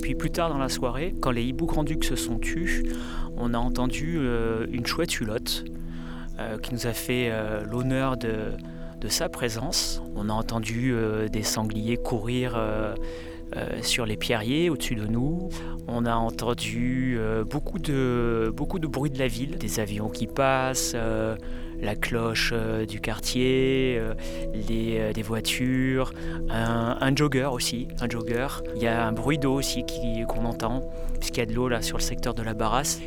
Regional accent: Marseille, Provence-Alpes-Côte d'Azur, France; en tant que Marseillais, que Provençal

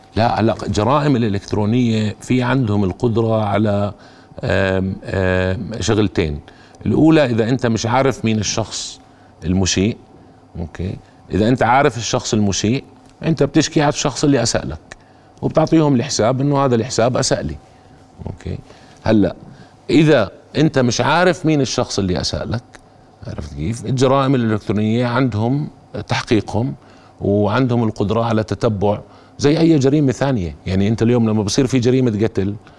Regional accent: Jordan; انا كمواطن اردني

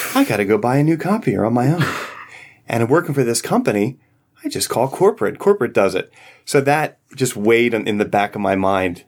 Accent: Philadelphia, Pennsylvania, United States; moved away as an adult; now in Virginia, United States; I grew up in Philadelphia and moved here in two thousand six

